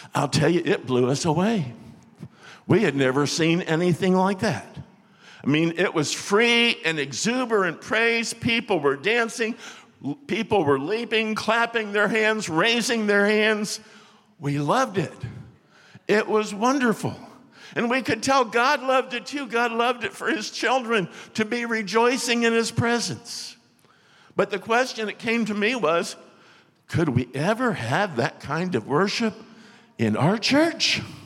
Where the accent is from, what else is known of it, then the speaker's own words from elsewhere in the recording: Florida, United States; moved away; I was from Florida